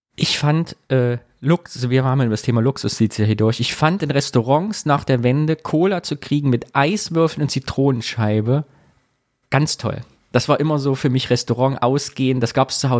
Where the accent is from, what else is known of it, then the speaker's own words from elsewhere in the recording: Sondershausen, Thuringia, Germany; Und wir waren im Jugendclubhaus bei uns in Sondershausen